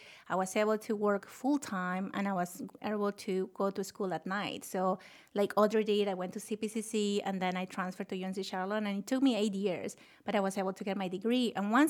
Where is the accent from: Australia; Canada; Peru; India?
Peru; Lima; English is a second language; moved away as an adult; now in United States; Oh, I was one of them. You know, I grew up in Lima, Peru, and moved to this country when I was 21. They're off the thick accent that I can get rid of.